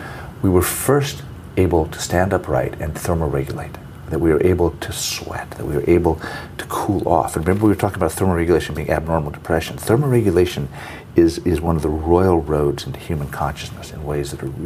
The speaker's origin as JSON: {"language": "English", "town": "Fresno", "region": "California", "country": "United States", "tie": "born or raised there", "said": "I grew up in Fresno in Central California"}